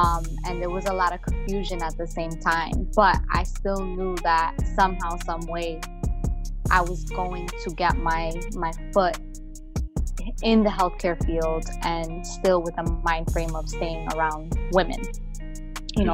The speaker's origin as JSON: {"language": "English", "region": "New Jersey", "country": "United States", "said": "Yes, I am from Bergen County, New Jersey."}